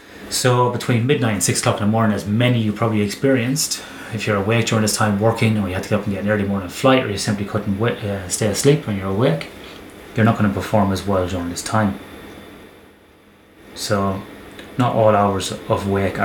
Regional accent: Ireland; growing up in Ireland

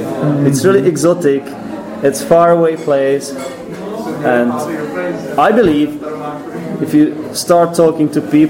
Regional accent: Czechia; first language Czech; English is a second language; I do, but Czech is my mother tongue.

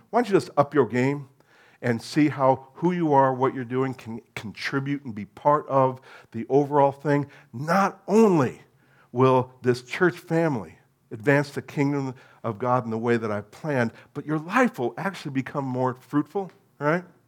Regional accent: New Jersey, United States; moved away; And I'm American

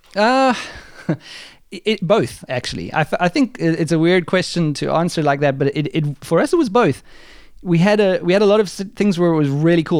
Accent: South Africa; now in Germany; I'm South African

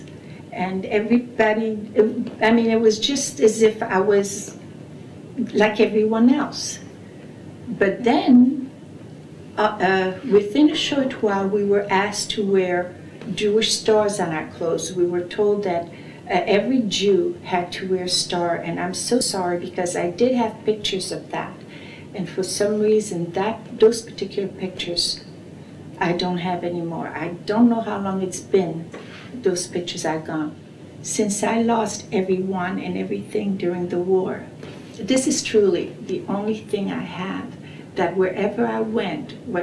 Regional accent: Brussels, Brussels-Capital Region, Belgium; moved away; I was born in Brussels, Belgium, in 1935.

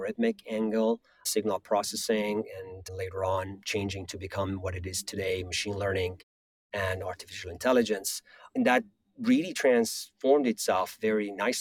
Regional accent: Iran; moved away; I grew up in Iran, and I was there for the 8 years of Iran-Iraq war.

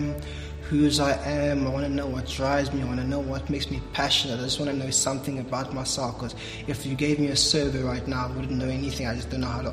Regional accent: George, Western Cape, South Africa; I'm actually from George

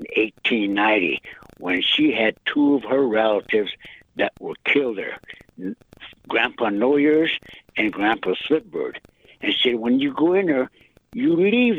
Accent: Holy Rosary Mission, South Dakota, United States; I attended at that time called Holy Rosary Mission at the Catholic school about 2 miles south of where I live.

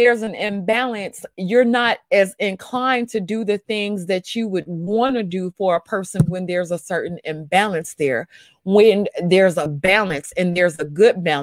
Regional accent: the South, United States; I'm from the South

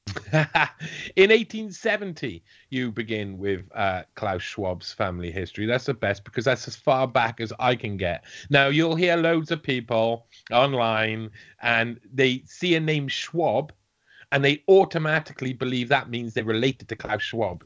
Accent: South Wales, United Kingdom; I'm from South Wales

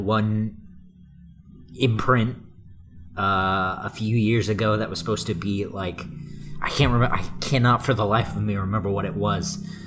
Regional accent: Texas, United States; I'm from Texas

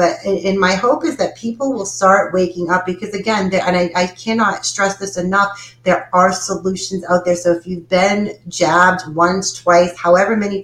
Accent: Boston, Massachusetts, United States; now in Tennessee, United States; I'm from Boston

